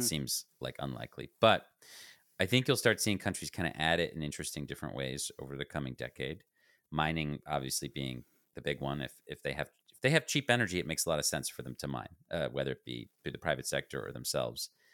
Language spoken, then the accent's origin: English; United States; I speak as an American